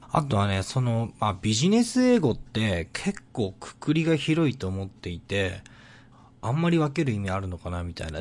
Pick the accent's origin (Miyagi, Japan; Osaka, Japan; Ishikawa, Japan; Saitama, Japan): Miyagi, Japan; moved away; 地元の宮城県にの田、片田舎に住んでたんですけど